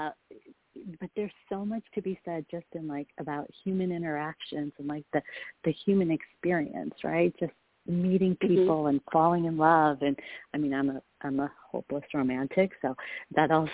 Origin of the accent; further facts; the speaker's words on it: Rochester, New York, United States; moved away as an adult; also born or lived in India; now in Bay Area, United States; We moved from India to a place called Rochester, New York, State, New York